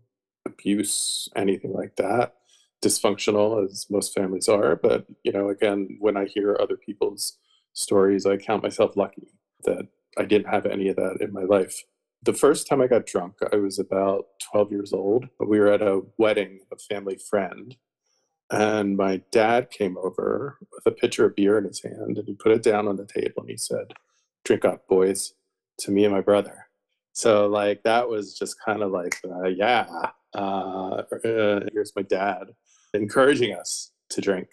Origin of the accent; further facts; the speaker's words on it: outside of Philadelphia, Pennsylvania, United States; I grew up actually outside of Philadelphia, the suburbs